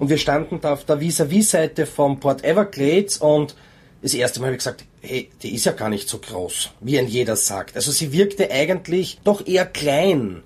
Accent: Norway; now in Austria; Leben tue ich in Österreich, geboren bin ich in Norwegen

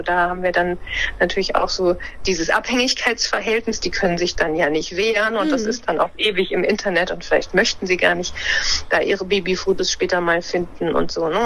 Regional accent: Lower Saxony, Germany; moved away; also born or lived in Bremen; ich bin in Niedersachsen aufgewachsen und habe auch in Niedersachsen studiert, in, in Göttingen.

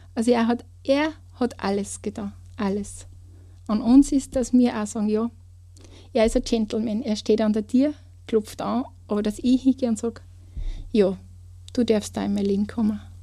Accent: Kleinraming, Upper Austria, Austria; ich komme aus Kleinramming

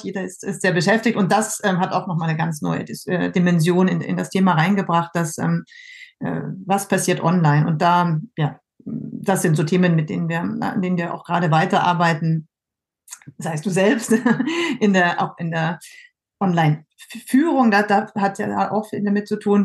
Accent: Germany; moved away as an adult; now in France; Ich ähm, bin ja Deutsche und ähm, habe so mehr oder weniger aus Zufall oder zum Mal ausprobieren in jungen Jahren in Frankreich äh, angefangen zu studieren und das hat mir dann ganz gut gefallen und ich bin geblieben

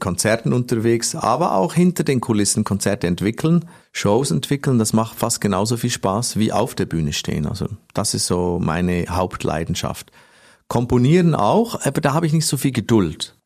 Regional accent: Switzerland; ich komme aus der Schweiz

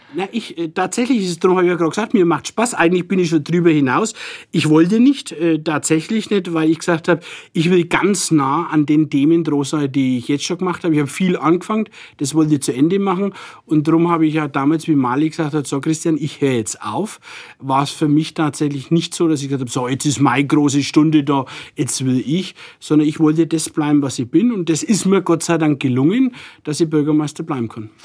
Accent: Nuremberg, Bavaria, Germany; accent: Franconian; ich bin hier geboren und bin gern hier und rede auch so, wie ich es gelernt habe.

